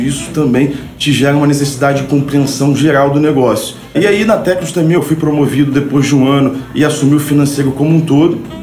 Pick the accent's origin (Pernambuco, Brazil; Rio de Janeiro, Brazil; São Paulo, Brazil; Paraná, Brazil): Rio de Janeiro, Brazil; Nascido e também criado no subúrbio do Rio de Janeiro, na verdade numa comunidade carente, né, do chamado Morro da Serrinha, em Madureira.